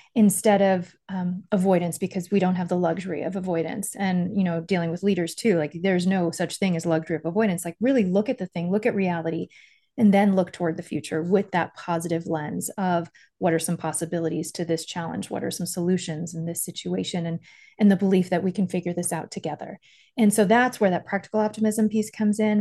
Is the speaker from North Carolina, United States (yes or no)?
no; Miami, Florida, United States; I grew up in Miami